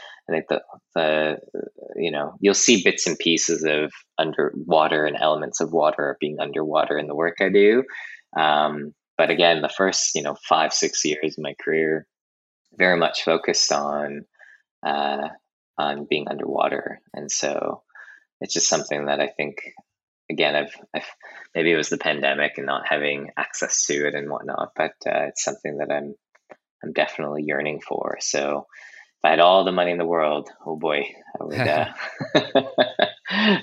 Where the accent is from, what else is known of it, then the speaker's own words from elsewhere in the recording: Canada; growing up in Canada, I had a really interesting relationship with Japanese culture.